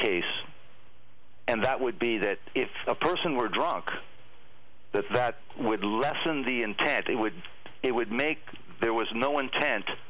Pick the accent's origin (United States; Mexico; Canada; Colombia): Canada; Thunder Bay, Ontario; a friend that I grew up with in Thunder Bay, my hometown